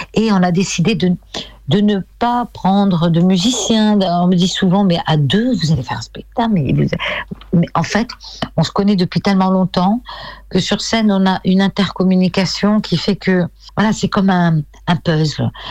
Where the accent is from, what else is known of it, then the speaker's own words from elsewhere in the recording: France; je suis française